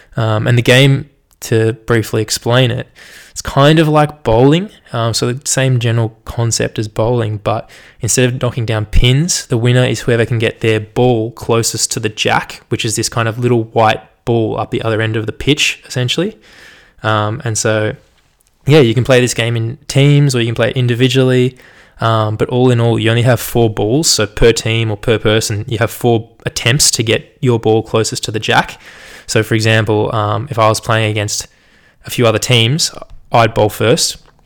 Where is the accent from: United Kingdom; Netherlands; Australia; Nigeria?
Australia; accent: general Australian; me being an Aussie and knowing some Japanese